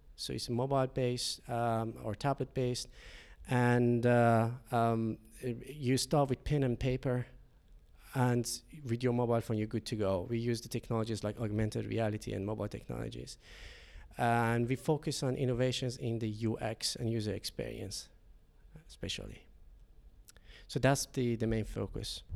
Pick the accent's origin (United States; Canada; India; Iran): Iran; Shiraz, Fars; moved away as an adult; now in Finland; I'm coming from Iran, Shiraz. Uh, it's a city in Center South.